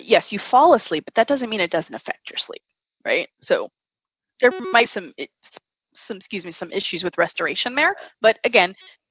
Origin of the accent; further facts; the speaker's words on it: the South, United States; also born or lived in upstate New York; now in New York, United States; I grew up in the South